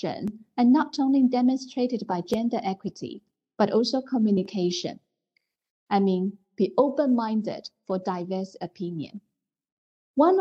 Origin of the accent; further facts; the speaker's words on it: China; I grew up and work in China, where there is a saying, women hold up half of the world